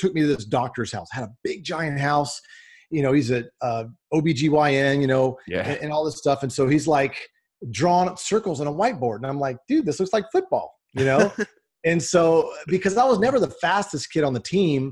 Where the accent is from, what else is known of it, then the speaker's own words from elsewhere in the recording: Dallas, Texas, United States; I grew up in the Dallas, Texas area